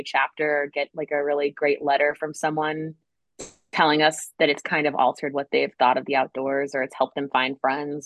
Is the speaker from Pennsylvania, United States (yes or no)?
no; Connecticut, United States; also born or lived in Guam; now in Raleigh, United States; As someone that's from the East Coast, I'm from Connecticut.